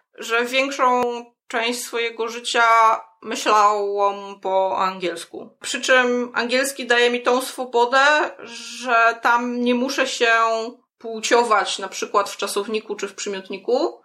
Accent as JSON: {"language": "Polish", "country": "United States", "accent": "American", "first_language": "English", "second_language": "Polish", "said": "I'm a native speaker of American English"}